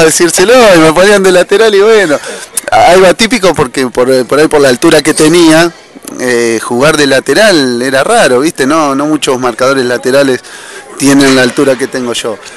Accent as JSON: {"language": "Spanish", "region": "Santa Fe", "country": "Argentina", "moved": "yes", "said": "De Santa Fe."}